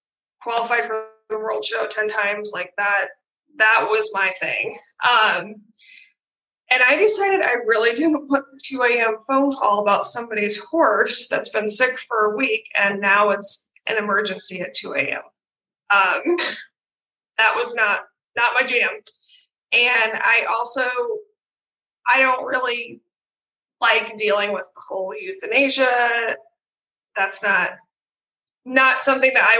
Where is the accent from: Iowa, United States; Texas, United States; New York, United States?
Iowa, United States; also born or lived in Guymon, Oklahoma; I grew up in Iowa. I love living here